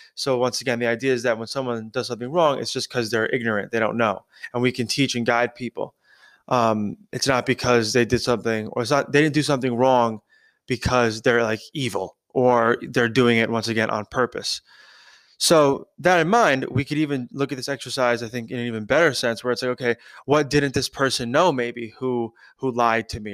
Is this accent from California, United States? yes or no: no; New York, United States; I grew up in New York, I was born in New York, I've been in New York my whole life.